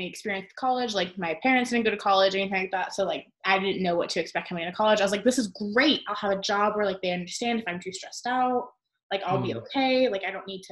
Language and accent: English; Arizona, United States; I'm from Arizona.